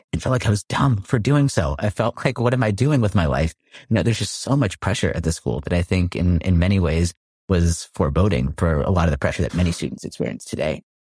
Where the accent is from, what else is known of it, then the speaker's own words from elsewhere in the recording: Palo Alto, California, United States; So I grew up in Palo Alto, California, so heart of Silicon